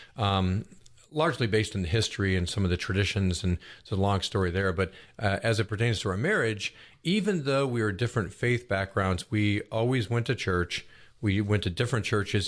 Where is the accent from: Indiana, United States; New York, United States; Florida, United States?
New York, United States; Buffalo; now in Roswell, United States; I grew up in Buffalo, New York, which is a big Catholic